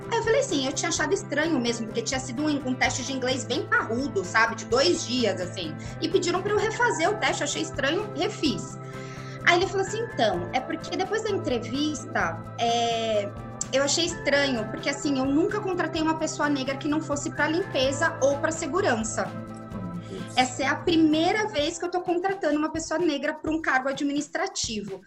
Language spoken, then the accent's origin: Portuguese; Osasco, São Paulo, Brazil; eu nasci em São Paulo capital, mas eu fui criada em Osasco, osasquense